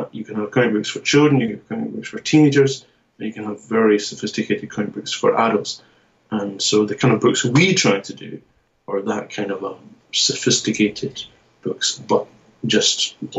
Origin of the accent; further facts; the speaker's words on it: Scotland, United Kingdom; now in Japan; But I'm from the Scottish part of it. And but I'm here in Japan now, so I kind of move between the UK and Japan.